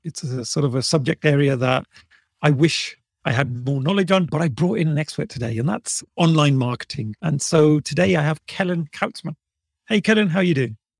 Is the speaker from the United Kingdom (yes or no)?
yes; Birmingham, West Midlands, United Kingdom; And I'd say, "From Birmingham."